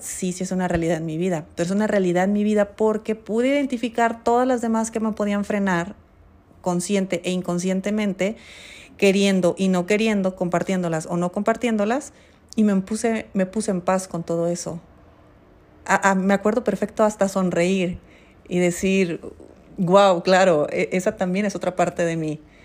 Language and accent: Spanish; Mexico; como mexicana viviendo en mi país